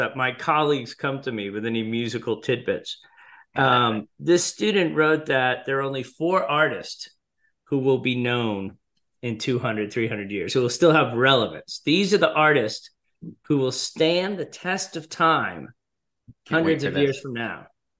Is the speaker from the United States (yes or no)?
yes; Scituate, Massachusetts, United States; my hometown of Scituate, Massachusetts.